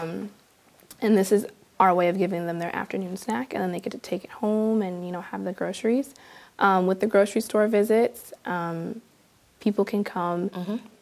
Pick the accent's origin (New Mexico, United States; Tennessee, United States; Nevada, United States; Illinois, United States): Illinois, United States; Peoria; I am born and raised in Peoria